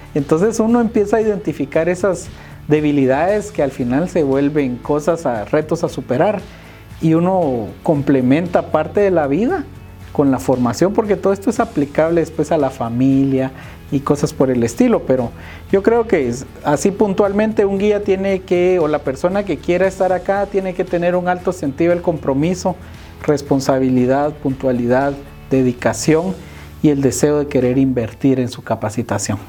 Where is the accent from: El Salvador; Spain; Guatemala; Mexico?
Guatemala; debemos romper como sociedad guatemalteca